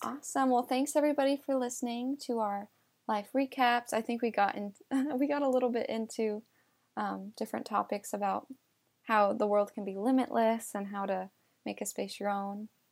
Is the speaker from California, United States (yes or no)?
yes; California, United States; also born or lived in New York; but the rest of my life I've been in California.